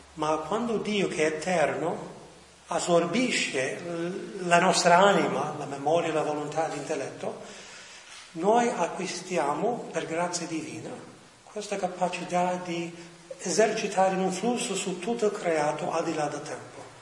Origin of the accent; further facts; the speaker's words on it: New York, United States; moved away as an adult; now in Rome, Italy; sono nato a New York, ma i miei sono venuti da Salerno a New York